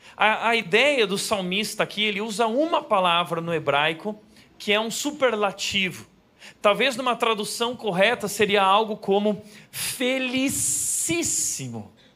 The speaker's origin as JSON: {"language": "Portuguese", "region": "Rio Grande do Sul", "country": "Brazil", "tie": "born or raised there", "said": "lá no Rio Grande do Sul, onde eu nasci"}